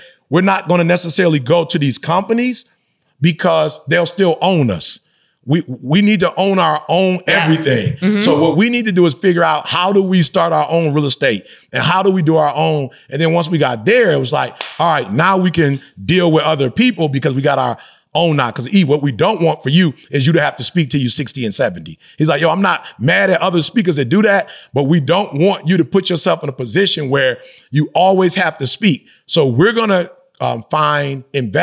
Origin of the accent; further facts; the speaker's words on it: Detroit, Michigan, United States; I grew up in Detroit